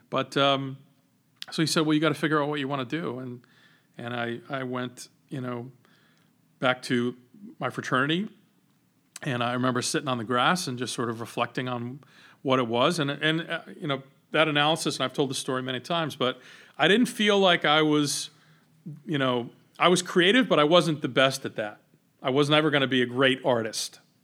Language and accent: English; Johnston, Rhode Island, United States; We grew up in Johnston